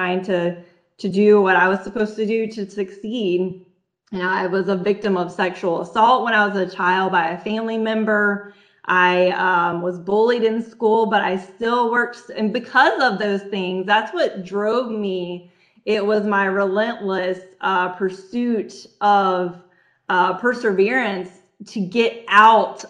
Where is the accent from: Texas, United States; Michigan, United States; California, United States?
Texas, United States; I was born in Texas, you know, and I went through my childhood and my high school